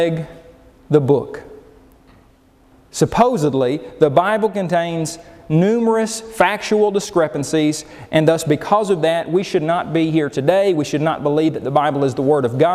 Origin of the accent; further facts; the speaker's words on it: Oklahoma, United States; I grew up in Oklahoma